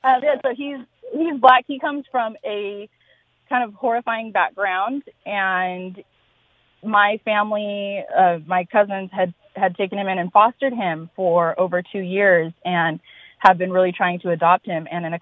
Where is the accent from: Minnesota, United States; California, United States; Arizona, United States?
California, United States; Bakersfield; I am African American, and I am from Bakersfield, California.